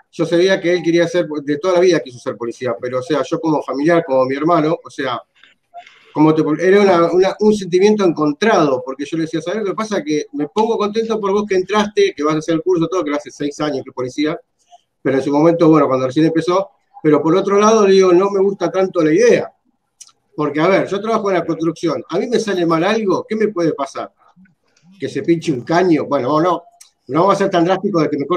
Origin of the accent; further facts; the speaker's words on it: San Justo, Buenos Aires Province, Argentina; yo soy de San Justo, estaban las juntadas de Robo Mejía.